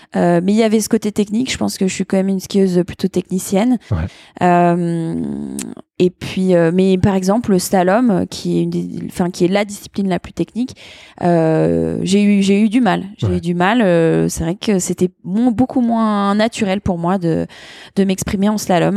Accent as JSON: {"language": "French", "town": "Annemasse", "region": "Auvergne-Rhône-Alpes", "country": "France", "tie": "born or raised there", "also_born_or_lived": "New Zealand / Le Grand-Bornand", "said": "je suis née à Annemasse, en Haute-Savoie"}